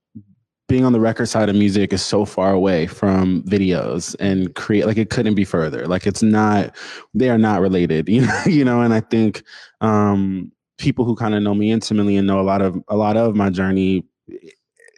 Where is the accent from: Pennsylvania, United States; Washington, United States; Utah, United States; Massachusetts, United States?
Washington, United States; Seattle; I'm from Seattle. I went to Tabernacle.